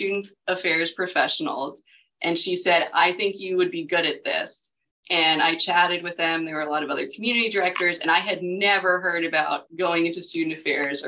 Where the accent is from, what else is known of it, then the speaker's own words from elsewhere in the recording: Raleigh, North Carolina, United States; moved away as an adult; also born or lived in Virginia; I'm from Raleigh. I grew up here